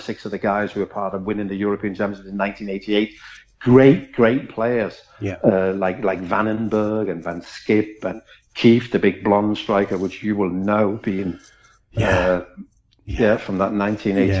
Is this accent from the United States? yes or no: no; Denmark; born or raised there; accent: Scouse; English is a second language; moved away as an adult; also born or lived in Amsterdam, Netherlands / Liverpool, England